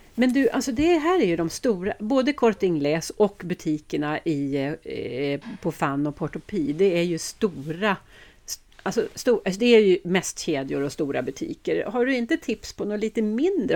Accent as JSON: {"language": "Swedish", "country": "Sweden", "said": "vi svenskar"}